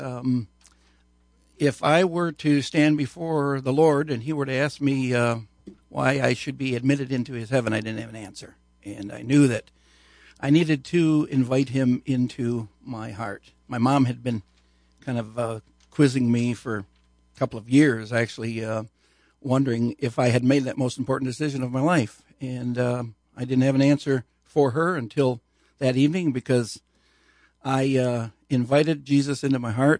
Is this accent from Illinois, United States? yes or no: yes; Aurora, Illinois, United States; moved away as an adult; also born or lived in Grand Rapids, Michigan; I was born and raised in Aurora, Illinois